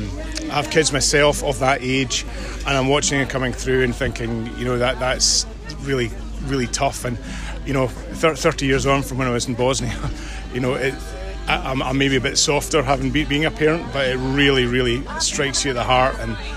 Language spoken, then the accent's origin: English; Scotland, United Kingdom; Okay, so I'm a Scottish police officer